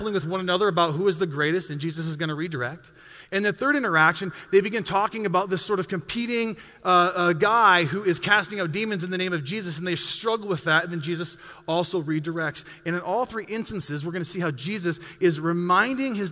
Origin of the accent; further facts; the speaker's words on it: Montana, United States; growing up in Montana in the mid-90s